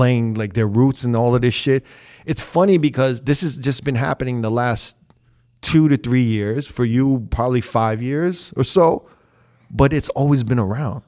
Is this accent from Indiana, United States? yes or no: no; New York, United States; now in Las Vegas, United States; I'm from New York